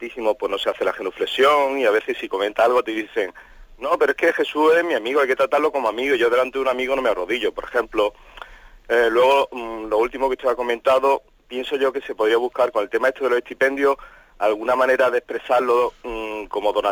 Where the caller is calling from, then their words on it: Málaga, Andalusia, Spain; Soy … de Málaga y nada, enhorabuena por el programa.